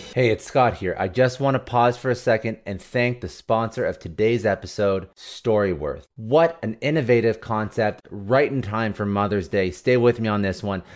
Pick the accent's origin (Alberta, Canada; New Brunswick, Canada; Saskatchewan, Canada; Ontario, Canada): Ontario, Canada; Ottawa; in my hometown, Ottawa